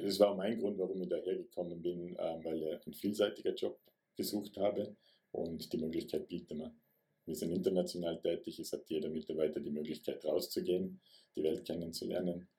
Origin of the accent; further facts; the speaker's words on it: Vorarlberg, Austria; Ich bin ein Vorarlberger